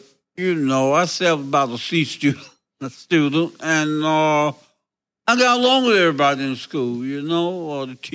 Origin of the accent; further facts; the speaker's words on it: Woodstock, Georgia, United States; I was born and raised in a little country town in the South called Woodstock, Georgia.